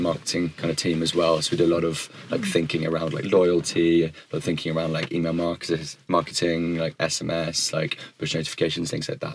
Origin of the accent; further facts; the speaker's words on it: United Kingdom; also born or lived in United States; I am British